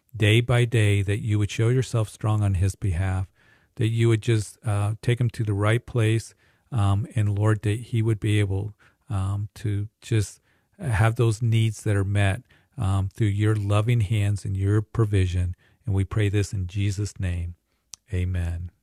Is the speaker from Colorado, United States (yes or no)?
yes; Greeley, Colorado, United States; Greeley, my hometown